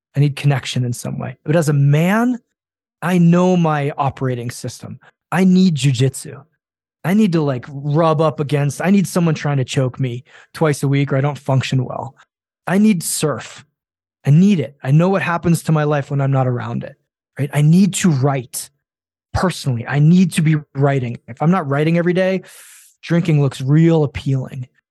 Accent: Japan; I grew up in Japan

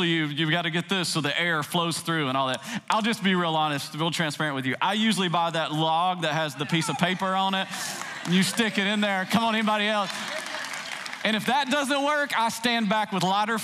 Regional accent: Tennessee, United States; I grew up in Tennessee

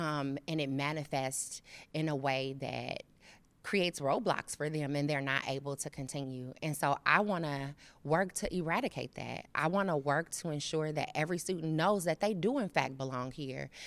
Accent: Chicago, Illinois, United States; also born or lived in Phoenix area, Arizona; now in Cincinnati, United States; I'm originally from Chicago

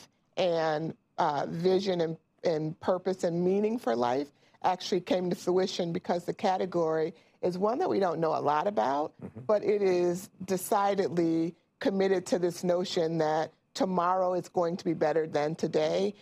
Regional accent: Chicago, Illinois, United States; I consider myself a Chicago girl with Mississippi roots

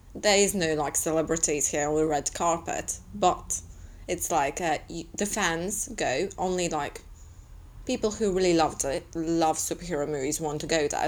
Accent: Latvia; I'm from Latvia

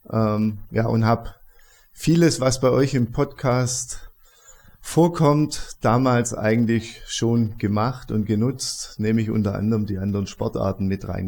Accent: Stuttgart, Baden-Württemberg, Germany; now in Augsburg, Germany; ich bin in Stuttgart groß geworden. Ähm, auch im Süden ist es, ähm, wohne mittlerweile in Augsburg

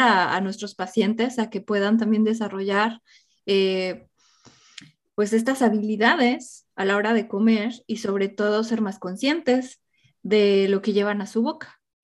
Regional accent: Mexico; mi infancia en México

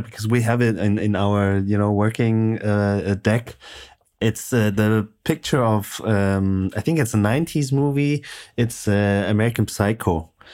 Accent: Frankfurt, Hesse, Germany; moved away as an adult; also born or lived in Munich; now in Stuttgart, Germany; growing up in Frankfurt

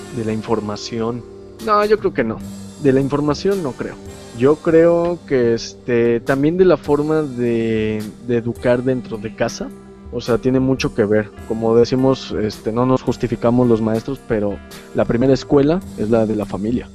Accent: Mexico; nosotros este, hemos tenido como mexicano

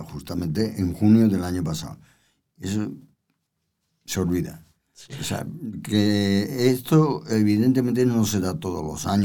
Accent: Andalusia, Spain; bueno, que no se me nota mucho, no se me nota que soy andaluz. Que lo soy.

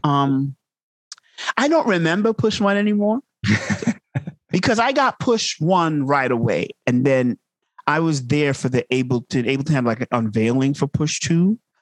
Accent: Uniondale, New York, United States; also born or lived in Manhattan / Brooklyn; my parents moved to Long Island so I grew up in Uniondale, Long Island

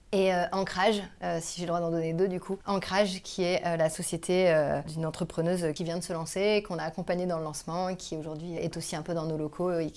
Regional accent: Quimper, Brittany, France; born there; also born or lived in Tours / Compiègne / Lille / Toulouse; je suis née à Quimper, au hasard d'une mutation de mon père. Euh, j'ai habité partout, j'ai habité à Tours, j'ai habité à Compiègne, j'ai habité à Lille, j'ai habité à Toulouse.

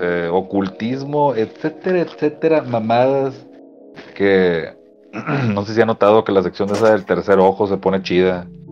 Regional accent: Mexico; also born or lived in Apodaca, Nuevo León; nosotros como mexicanos

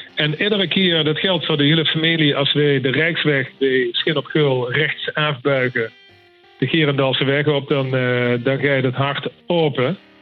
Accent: Limburg, Netherlands; accent: Venlo dialect mixed with Horst and Sevenum; moved away as an adult; now in Amsterdam, Netherlands; Ik kom uit Limburg

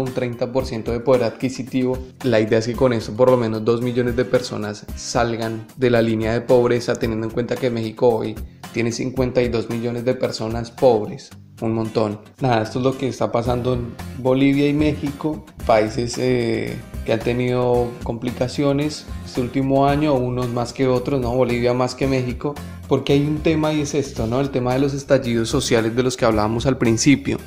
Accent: Colombia; desde mi posición como colombiano

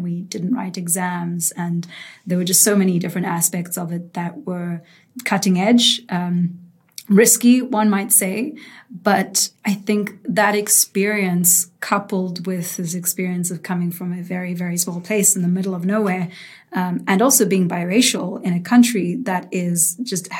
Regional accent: South Africa; also born or lived in United States; I grew up in South Africa, and that's actually where I'm taking this call right now. So this is home for me.

